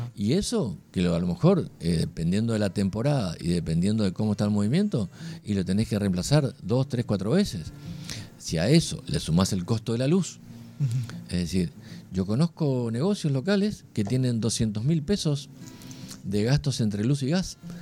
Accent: Argentina; somos todos argentinos

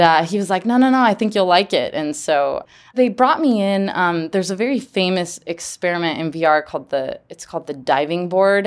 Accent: Geneva, Switzerland; growing up in Geneva, there's about four hundred nonprofits that are based in Geneva.

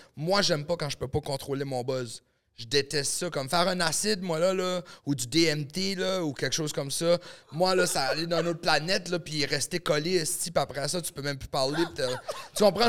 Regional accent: New Brunswick, Canada; moved away; also born or lived in Los Angeles; Je viens du Nouveau-Brunswick

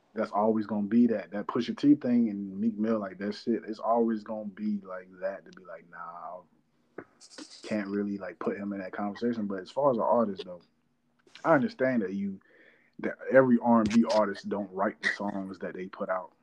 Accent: North Carolina, United States; I'm from North Carolina

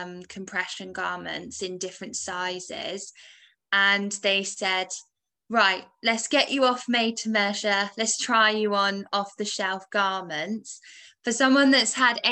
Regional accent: England, United Kingdom; moved away as an adult; now in Wales; I was born in England

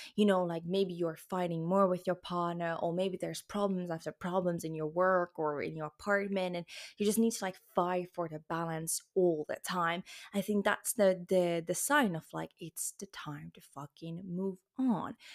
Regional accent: Luxembourg; now in Spain; I'm actually born in Luxembourg and French is my second language. I was in French kindergarten.

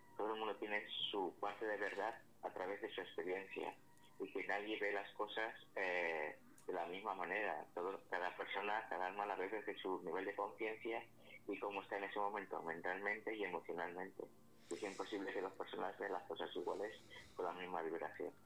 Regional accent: Alcalá, Spain; aquí en Alcalá de mi pueblo

